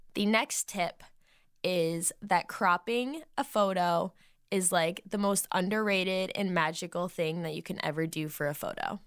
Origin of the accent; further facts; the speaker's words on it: Massachusetts, United States; moved away; when I lived in Massachusetts in my hometown still